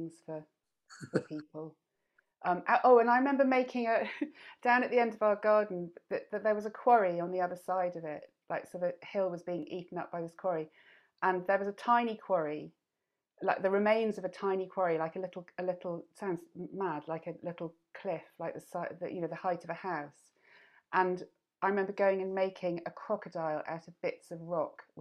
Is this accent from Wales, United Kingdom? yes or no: no; Worcestershire, West Midlands, United Kingdom; I grew up in Worcestershire